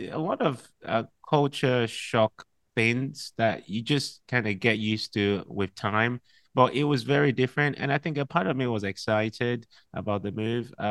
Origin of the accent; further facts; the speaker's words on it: Liberia; born there; also born or lived in Nigeria; I was born in Liberia, and that's because my dad was a missionary to Liberia, and was a missionary to Ghana.